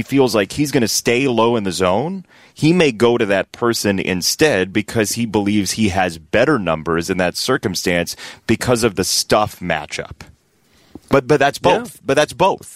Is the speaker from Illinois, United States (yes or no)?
yes; Homewood, Illinois, United States; I'm from Homewood